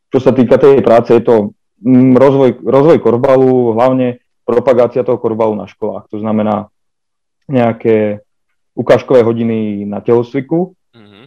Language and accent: Slovak; Prievidza, Trenčín Region, Slovakia; som, som z Previde